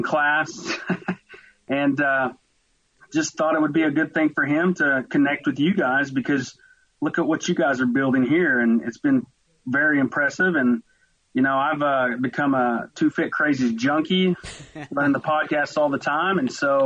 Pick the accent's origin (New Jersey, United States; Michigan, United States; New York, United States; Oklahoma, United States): Oklahoma, United States; Westville; accent: twang; moved away as an adult; also born or lived in Tulsa, Oklahoma; now in Fort Worth, United States; I grew up in a small town, eastern Oklahoma, literally was 15 minutes from the Arkansas border. And the name of the town was Westville.